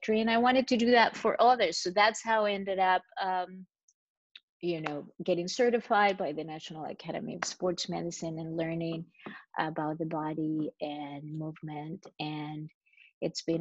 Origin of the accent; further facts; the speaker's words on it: Chile; English is a second language; moved away as an adult; also born or lived in Costa Rica; now in New York, United States; I was born and grew up in Chile.